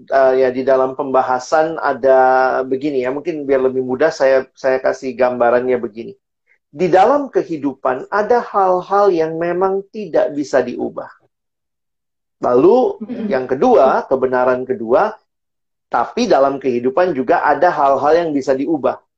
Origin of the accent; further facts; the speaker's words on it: Indonesia; born there; kenapa saya lahirnya di Indonesia, kenapa sih saya tinggalnya di eh, Lombok